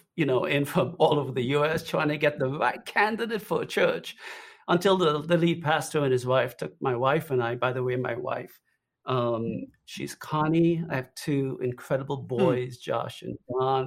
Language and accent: English; Trinidad & Tobago; accent: Trinidadian; also born or lived in South Florida, United States; now in United States; The accent you hear, by the way, is from Trinidad.